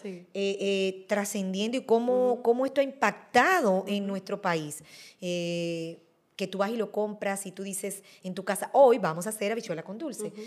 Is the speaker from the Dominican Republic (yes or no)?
yes; Dominican Republic; somos nosotros los dominicanos